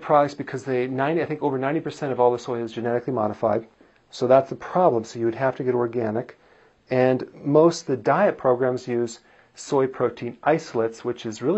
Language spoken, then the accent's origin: English; Wisconsin, United States; I am from Wisconsin